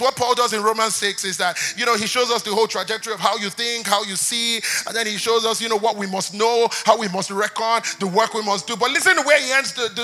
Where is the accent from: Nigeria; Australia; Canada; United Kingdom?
Nigeria; we're from Nigeria.